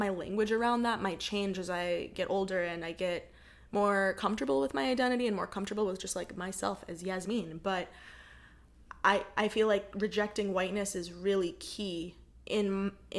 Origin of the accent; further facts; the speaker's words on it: Minnesota, United States; we're from Minnesota.